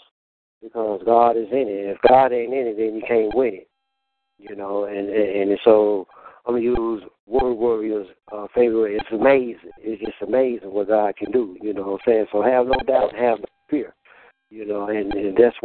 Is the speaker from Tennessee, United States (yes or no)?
yes; Memphis, Tennessee, United States; accent: southern; also born or lived in Illinois; I was born in Illinois, Illinois. I've been living in Memphis for 40 years